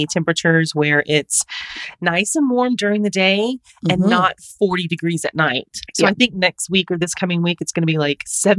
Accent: Jacksonville, Florida, United States; moved away; I'm not technically from St. Augustine, but I was born in Jacksonville and lived all over Florida.

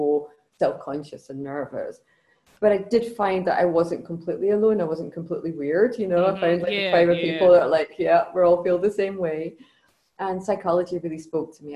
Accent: Scotland, United Kingdom; I come from Scotland. So I grew up in Scotland.

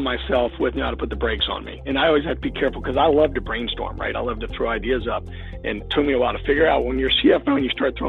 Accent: Williamsburg, Virginia, United States; moved away as an adult; now in New Jersey, United States; I was from the Williamsburg, Virginia area in general, and my wife was, and we had all our roots are very, very deep in that area.

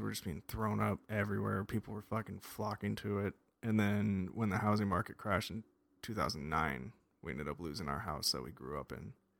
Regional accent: Las Vegas, Nevada, United States; moved away; I grew up in Las Vegas, Nevada

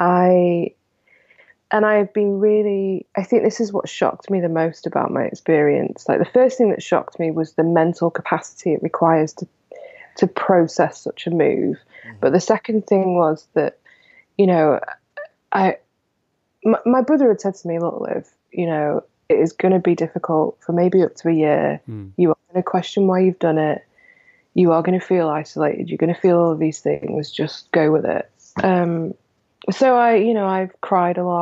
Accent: Manchester, North West England, United Kingdom; moved away as an adult; now in Portland, United States; I'm from Manchester

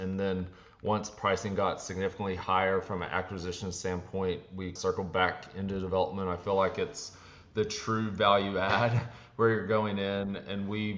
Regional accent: Texas, United States; I'm from Texas.

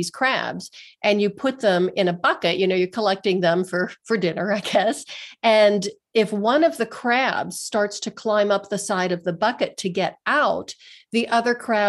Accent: Pennsylvania, United States; moved away as an adult; now in Denver, United States; I moved away from my hometown. I'm from a small steel town in Western Pennsylvania. And that's why I now live in Denver, Colorado, because I just really wanted to get away.

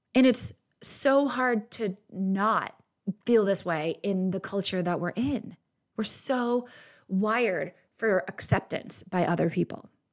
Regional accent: Boston, Massachusetts, United States; I'm Irish and from Boston

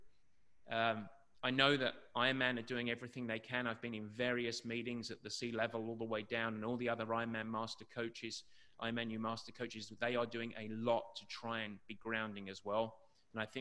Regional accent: England, United Kingdom; growing up in England with the shitty weather and the miserable conditions that we have to deal with growing up

